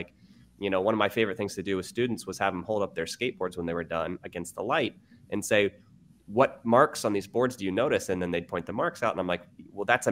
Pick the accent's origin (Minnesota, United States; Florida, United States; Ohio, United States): Ohio, United States; moved away as an adult; also born or lived in New York City; now in Sacramento, United States; I'm from Ohio. I moved to New York City and I started a science tutoring company.